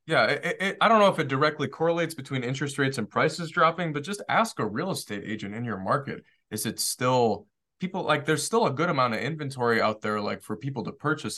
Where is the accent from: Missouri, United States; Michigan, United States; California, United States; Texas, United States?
Michigan, United States; Detroit; also born or lived in Washington, D.C.; I grew up in Detroit